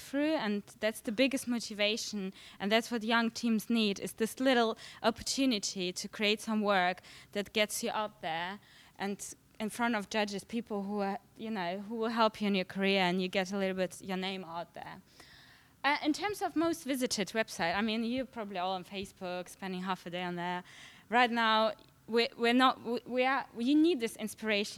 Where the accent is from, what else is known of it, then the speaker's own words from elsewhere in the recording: Germany; moved away as an adult; now in London, United Kingdom; I came from Germany to study advertising